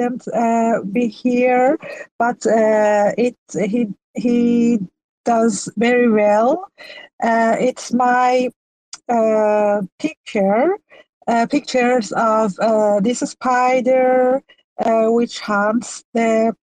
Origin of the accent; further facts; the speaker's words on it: Iran; first language Persian; English is a second language; now in Sweden; my first language is Persian. I live in Sweden, but I'm from Iran